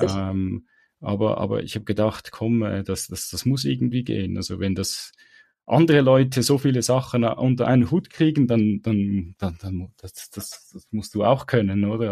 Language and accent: German; Switzerland; für mich als Schweizer